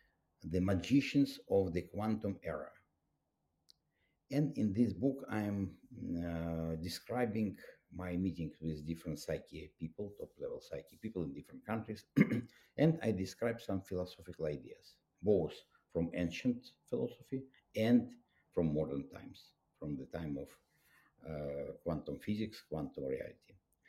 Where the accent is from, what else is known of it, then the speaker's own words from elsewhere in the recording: Russia; English is a second language; And I was raised up in Soviet Union. It was a very tough country. It was very tough conditions.